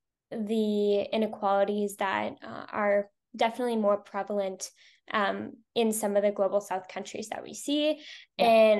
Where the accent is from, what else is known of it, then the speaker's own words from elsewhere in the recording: Toronto, Ontario, Canada; I use she, her pronouns, and I am from Toronto, Canada.